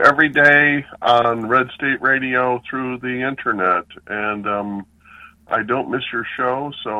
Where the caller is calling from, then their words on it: Raleigh, North Carolina, United States; I'm in Raleigh.